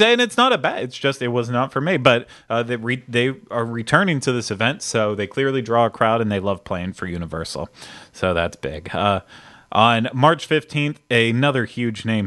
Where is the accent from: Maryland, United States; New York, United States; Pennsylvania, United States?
Pennsylvania, United States; Pittsburgh; I'm from Pittsburgh